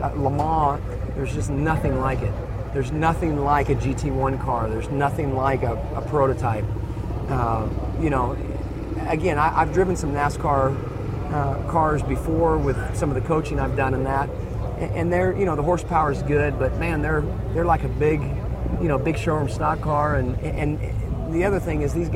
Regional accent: United States; being an American guy

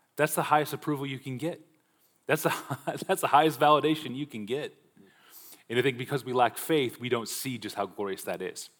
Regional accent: Omaha, Nebraska, United States; I grew up in Omaha, Nebraska

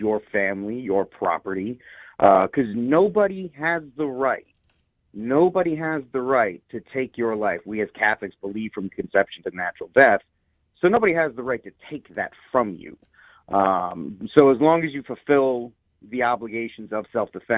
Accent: Rhode Island, United States; moved away; I'm from originally, my home state's Rhode Island

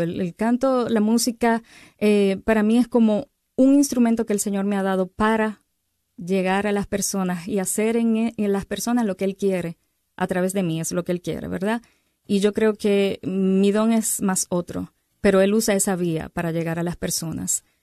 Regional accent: Dominican Republic; now in Arizona, United States; soy dominicana, ¿verdad? Y tengo muchas playas allá en República Dominicana, aunque estoy ahora viviendo en Arizona

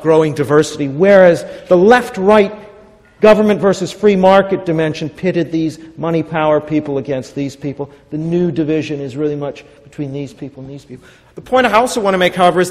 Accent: Vancouver, British Columbia, Canada; I'm from Vancouver, Canada

